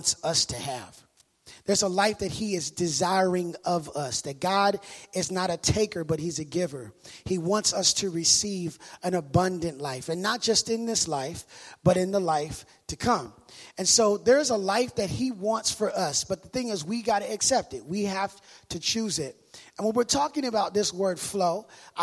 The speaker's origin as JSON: {"language": "English", "town": "Minneapolis", "region": "Minnesota", "country": "United States", "moved": "yes", "said": "I'm from Minneapolis, Minnesota"}